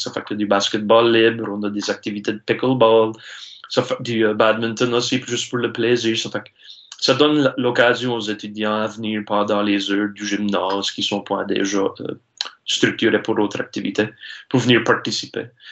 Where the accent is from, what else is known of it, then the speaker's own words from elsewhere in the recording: Saulnierville, Nova Scotia, Canada; je suis natif ici de la Baie-Sainte-Marie, ça fait que je suis natif de Saunéville, j'habite à Pointe-de-l'Église.